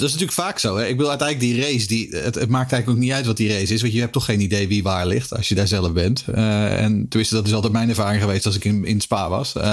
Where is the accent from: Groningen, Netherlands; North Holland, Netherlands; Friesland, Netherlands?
North Holland, Netherlands; Haarlem; ik groeide op in Haarlem.